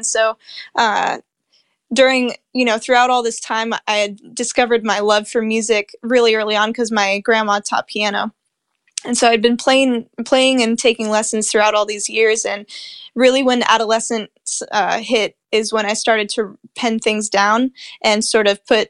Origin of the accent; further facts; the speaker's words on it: Spain; also born or lived in Europe / Asia / Middle East; So I grew up mostly in Spain to a Spanish dad, and my mom's from the States.